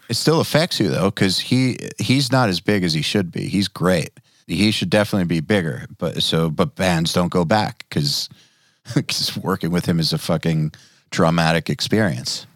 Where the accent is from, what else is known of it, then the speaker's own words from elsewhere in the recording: Atlanta, Georgia, United States; I'm from Atlanta